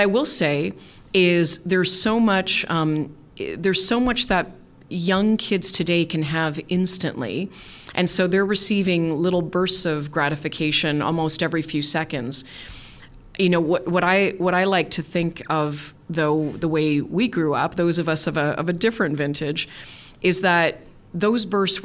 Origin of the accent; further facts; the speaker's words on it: Canada; as a Canadian